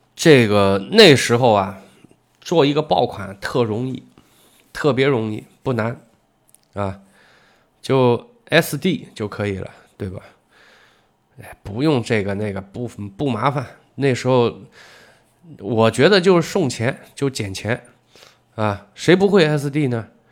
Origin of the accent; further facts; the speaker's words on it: China; 我们中国人